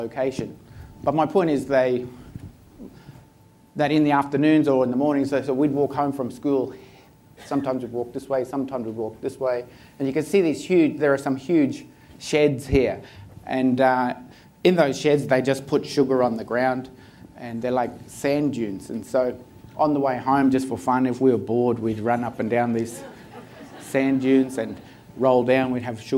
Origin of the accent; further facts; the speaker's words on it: Bundaberg, Queensland, Australia; my hometown is Bundaberg